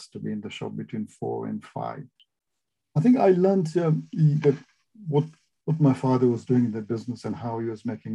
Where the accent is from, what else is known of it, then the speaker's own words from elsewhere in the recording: Masindi, Western Region, Uganda; also born or lived in Butiaba; I was born in Masindi because there was no hospitals there.